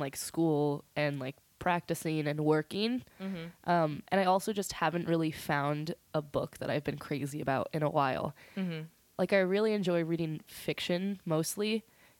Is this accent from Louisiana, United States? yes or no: no; Santa Cruz, California, United States; also born or lived in Salina, Kansas / Scotts Valley / Live Oak / Aptos; when I was about 4, my family, we moved to Santa Cruz. And so I've been here ever since I was 4 or 5. So, I mean, technically I grew up here, but I was born in Kansas